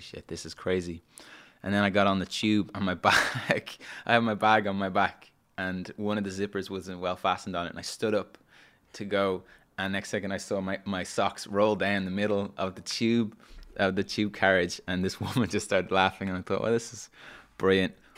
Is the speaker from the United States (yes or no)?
no; Dublin, Leinster, Ireland; moved away as an adult; also born or lived in London; I grew up in Dublin, and I love Dublin